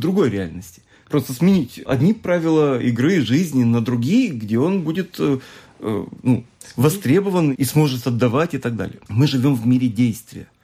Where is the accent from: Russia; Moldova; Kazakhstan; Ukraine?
Moldova; я сам родом из Молдавии